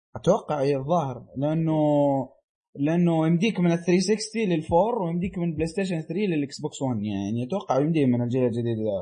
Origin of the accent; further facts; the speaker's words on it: Saudi Arabia; عندنا في السعوديه